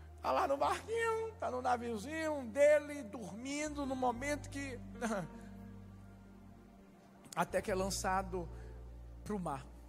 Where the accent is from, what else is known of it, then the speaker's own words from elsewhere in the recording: Brazil; moved away; Sou brasileiro